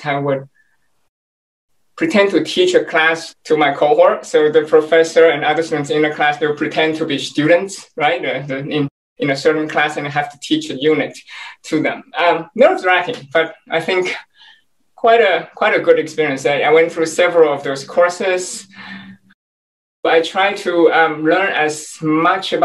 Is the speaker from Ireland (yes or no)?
no; Taiwan; moved away as an adult; also born or lived in California, United States; now in Washington, D.C., United States; I was born and raised in Taiwan